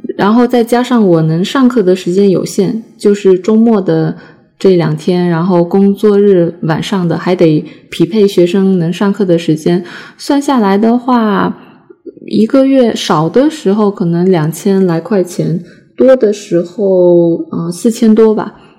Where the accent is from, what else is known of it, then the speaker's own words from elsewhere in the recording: China; first language Chinese; 我们中国人，我们就属于母语